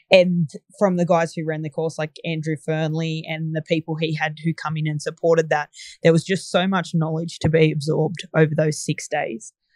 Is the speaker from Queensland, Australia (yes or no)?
no; Bathurst, New South Wales, Australia; I'm from Bathurst in central west New South Wales. So we're a small regional town